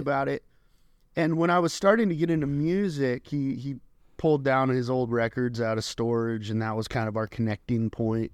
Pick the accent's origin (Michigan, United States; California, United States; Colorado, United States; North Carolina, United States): Colorado, United States; Colorado Springs; I was born and raised in Colorado Springs